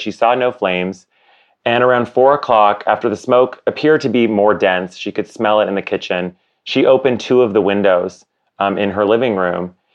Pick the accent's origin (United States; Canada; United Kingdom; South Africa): Canada; my co-founder and I, Josh, we are both Canadian.